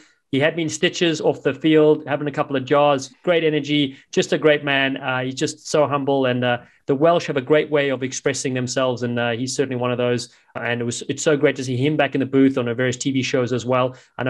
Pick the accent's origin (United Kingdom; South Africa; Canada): South Africa; Cape Town, Western Cape; accent: South African; moved away; my hometown, Cape Town.